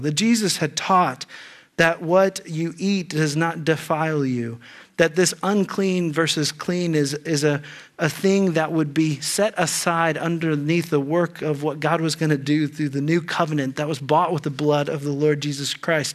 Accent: Dayton, Ohio, United States; growing up in Dayton, Ohio

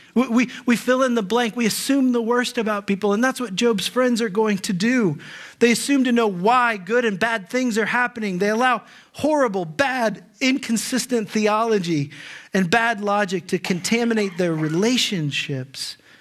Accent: Dayton, Ohio, United States; I grew up in the Dayton area

